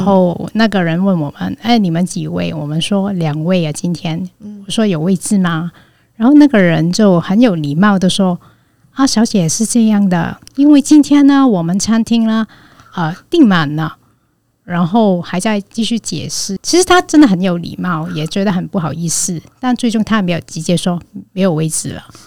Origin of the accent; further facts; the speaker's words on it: Hong Kong; moved away as an adult; now in Taiwan; 所以这样的事情会吓到香港人。就是我们一件事情讲超久，